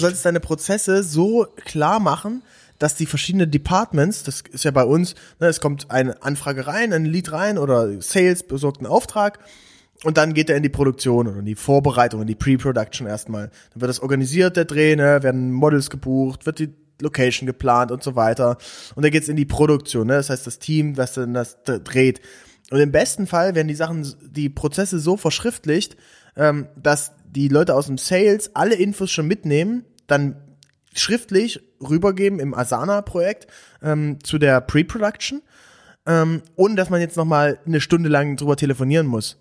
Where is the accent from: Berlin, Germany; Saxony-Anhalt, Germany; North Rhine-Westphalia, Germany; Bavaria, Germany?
Saxony-Anhalt, Germany; Aken; moved away; ich komme komm ja aus, aus der Region, ich komme aus, aus Aachen an der Elbe, bei Dessau ist das.